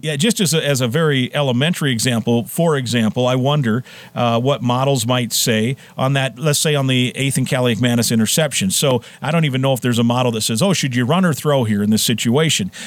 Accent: Iowa, United States; now in Twin Cities, United States; I grew up in Iowa

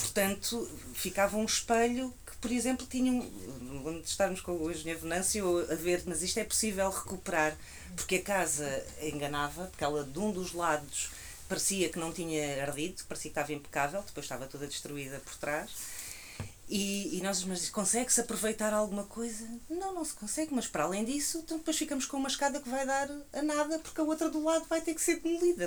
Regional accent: Alentejo, Portugal; eu que venho do Alentejo

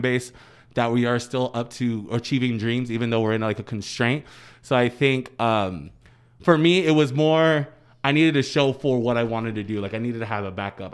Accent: near Boston, Massachusetts, United States; in Boston, 'cause my hometown is forty-five minutes out

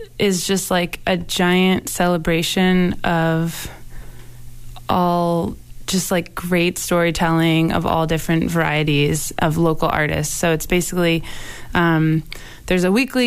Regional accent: Portland, Maine, United States; moved away as an adult; now in Cambridge, United States; I'm originally from Portland, Maine, but I've been living in the Boston area in Cambridge now for 9 years.

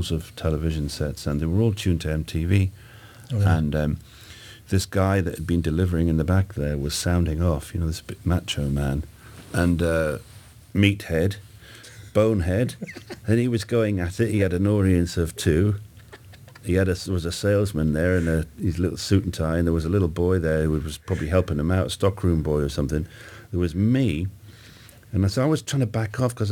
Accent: Newcastle, North East England, United Kingdom; also born or lived in Scotland; I was born in Scotland, and you know, we moved to Newcastle when I was 8.

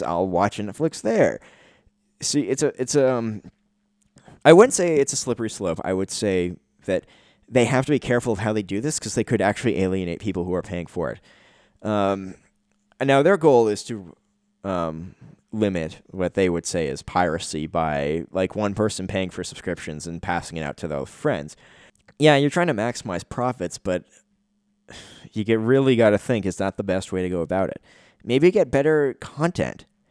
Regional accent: Canada; As a Canadian citizen

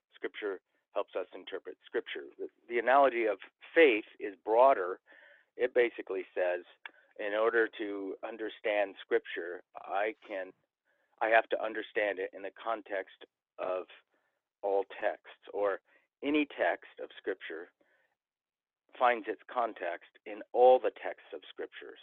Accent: Central California, United States; moved away as an adult; also born or lived in Los Angeles County / Kentucky; I was born in Central California, raised, and then moved to Southern California

